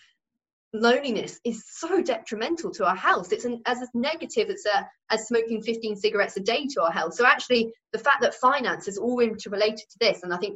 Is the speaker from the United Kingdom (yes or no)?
yes; United Kingdom; we just do not talk about it as British people